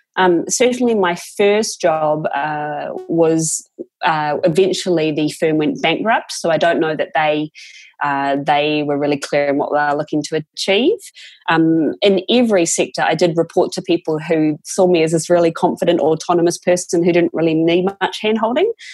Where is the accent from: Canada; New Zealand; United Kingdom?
New Zealand; moved away; I was one of five kids, Catholic family, growing up in New Zealand.